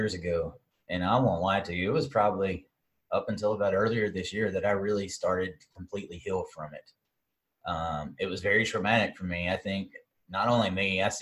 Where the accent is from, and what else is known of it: the South, United States